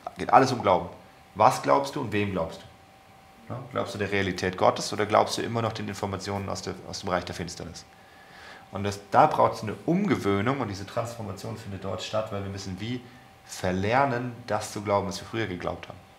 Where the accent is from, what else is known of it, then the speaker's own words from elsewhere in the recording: Germany; wir als Deutsche